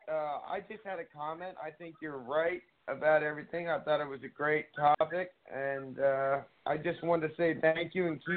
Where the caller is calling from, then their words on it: Carlisle, Pennsylvania, United States; Carlisle, Carlisle, Pennsylvania. It's right near Harrisburg.